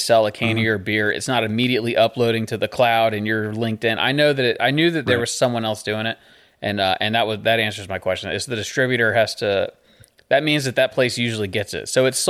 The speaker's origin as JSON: {"language": "English", "town": "Boonville", "region": "North Carolina", "country": "United States", "said": "So I'm from Boonville, North Carolina. So there's more than one Boonville. That's where I'm from, is Boonville, North Carolina."}